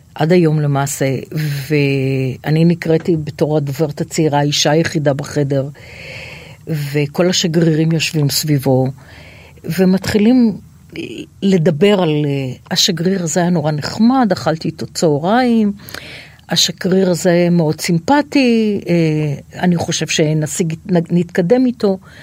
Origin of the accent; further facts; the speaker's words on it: Tel Aviv, Tel Aviv District, Israel; תל אביב, אני תל אביבית